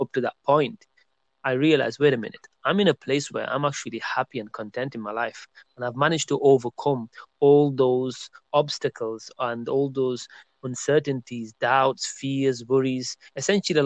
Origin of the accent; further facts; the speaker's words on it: Burnley, North West England, United Kingdom; moved away as an adult; also born or lived in Birmingham, United Kingdom; I made a move to the city of Birmingham in UK from my hometown of Burnley.